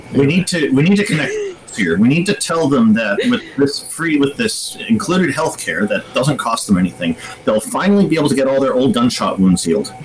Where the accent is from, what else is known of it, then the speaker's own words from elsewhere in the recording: Canada; as a Canadian